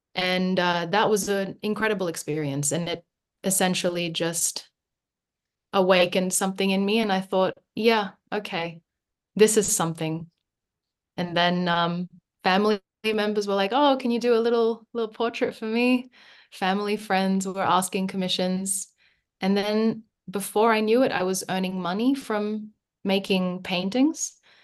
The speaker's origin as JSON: {"language": "English", "town": "Sydney", "region": "New South Wales", "country": "Australia", "tie": "born or raised there", "also_born_or_lived": "Manila, Philippines", "said": "I came here when I was nine"}